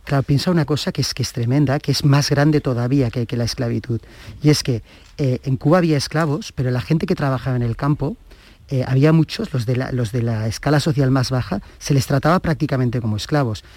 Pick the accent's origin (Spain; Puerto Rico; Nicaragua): Spain; Catalonia; ser catalán